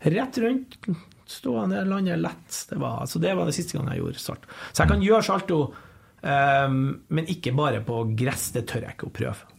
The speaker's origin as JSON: {"language": "Norwegian", "town": "Bodø", "region": "Nordland", "country": "Norway", "tie": "born or raised there", "also_born_or_lived": "Lofoten", "moved": "yes", "lives_now": "Trondheim, Norway", "said": "jeg er nordlending. Sånn ville jeg født i Lofoten, flytta til Bodø to og et halvt år. Men jeg har jo bodd lenger i Trondheim uh, enn jeg har bodd i Bodø."}